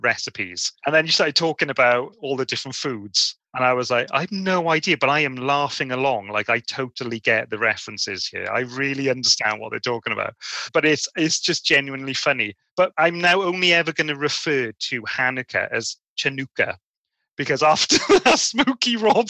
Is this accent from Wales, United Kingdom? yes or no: yes; Wales, United Kingdom; Nadolig Llawen, as we say in Wales